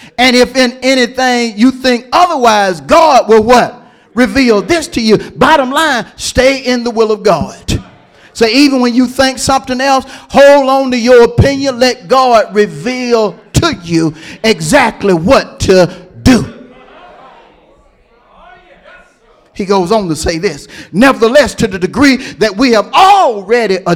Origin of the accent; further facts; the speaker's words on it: Hewlett, United States; I'm from Hewlett